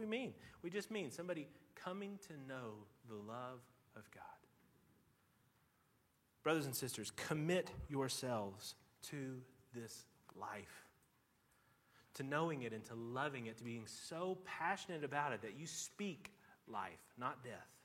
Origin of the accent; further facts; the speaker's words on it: Tennessee, United States; I grew up in Tennessee